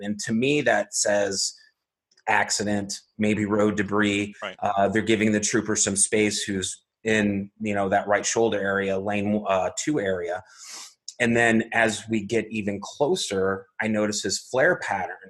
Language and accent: English; Arizona, United States; born and raised in Arizona